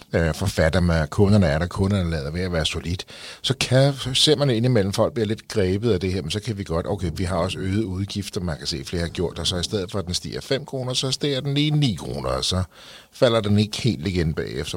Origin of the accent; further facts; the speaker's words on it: Frederiksberg, Capital Region of Denmark, Denmark; jeg er selv fra Frederiksberg